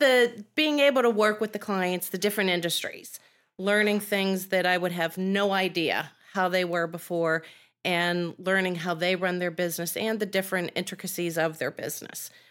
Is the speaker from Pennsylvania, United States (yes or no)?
yes; Penn Hills, Pennsylvania, United States; I grew up in Penn Hills, which is city.